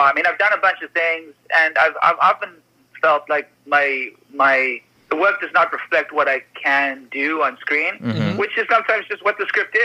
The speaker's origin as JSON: {"language": "English", "country": "Canada", "said": "I'm a Canadian on an American set"}